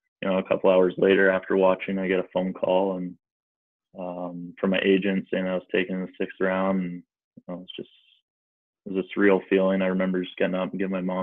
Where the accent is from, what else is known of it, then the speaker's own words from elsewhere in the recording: near Niagara Falls, Ontario, Canada; played major midget in Niagara Falls, which is kind of close to my hometown